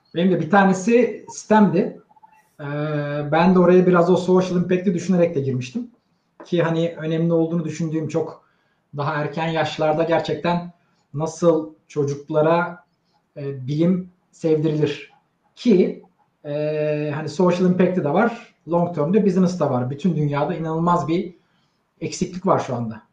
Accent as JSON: {"language": "Turkish", "region": "Istanbul", "country": "Turkey", "tie": "born or raised there", "said": "75 İstanbul doğumluyum."}